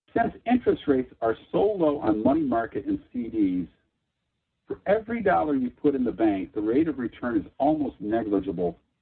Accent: Chicago, Illinois, United States; as a young man growing up in Chicago

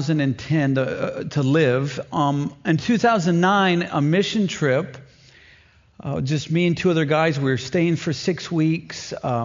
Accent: St. Louis, Missouri, United States; also born or lived in Arkansas; now in Maine, United States; And I'm from St. Louis, Missouri, or really southern Missouri and Arkansas.

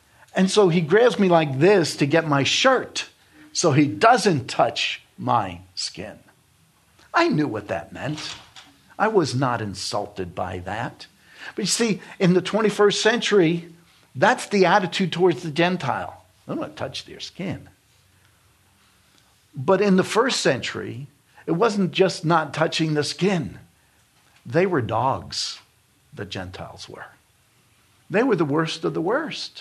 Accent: New York, United States; moved away; I'm from New York, and I knew Hasidic Jews in New York because we dealt with them.

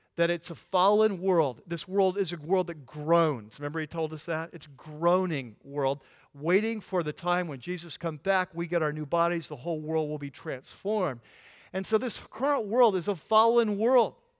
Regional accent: California, United States; I'm from California

